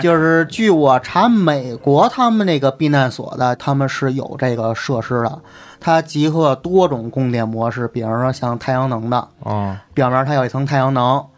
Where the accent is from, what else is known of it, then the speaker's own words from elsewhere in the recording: China; 我生在中国